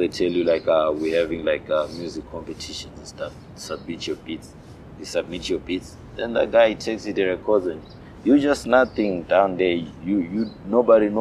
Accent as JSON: {"language": "English", "country": "Zimbabwe", "moved": "as an adult", "lives_now": "South Africa", "said": "I'm from Zimbabwe"}